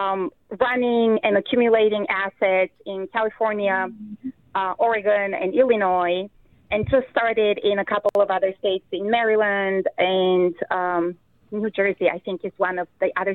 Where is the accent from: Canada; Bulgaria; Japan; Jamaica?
Bulgaria; now in Iowa, United States; the country where I'm from originally, Bulgaria